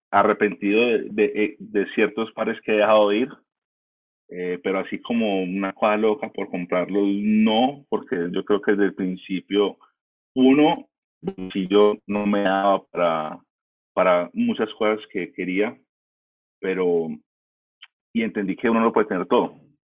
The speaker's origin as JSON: {"language": "Spanish", "country": "United States", "tie": "born or raised there", "moved": "yes", "lives_now": "Colombia", "said": "yo como me crié en Estados Unidos"}